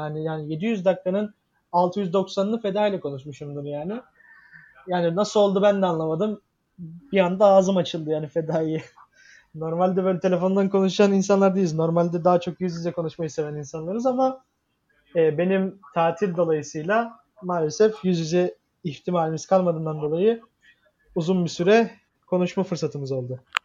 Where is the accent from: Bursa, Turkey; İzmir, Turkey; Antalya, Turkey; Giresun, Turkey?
Giresun, Turkey; now in Istanbul, Turkey; Giresun'a gittim e, memleketime.